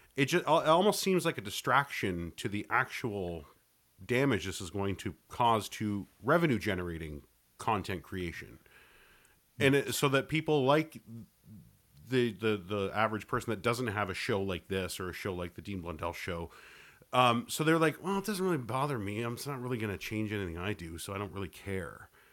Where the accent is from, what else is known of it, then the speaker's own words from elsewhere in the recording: Canada; I'm Canadian